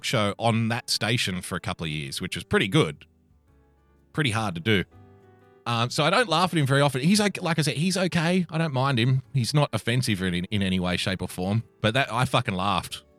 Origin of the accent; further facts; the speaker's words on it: Australia; this comes all the way from the great nation of Australia. Formerly my home country, now I am a citizen